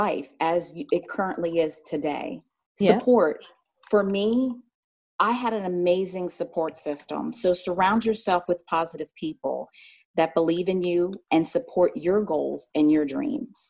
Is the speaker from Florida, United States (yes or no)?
no; Philadelphia, Pennsylvania, United States; moved away as an adult; now in Atlanta, United States; I'm originally from Philadelphia, Pennsylvania